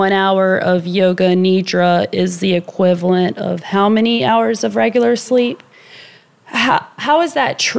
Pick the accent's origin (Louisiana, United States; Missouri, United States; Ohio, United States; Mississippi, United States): Louisiana, United States; New Orleans; I'm from New Orleans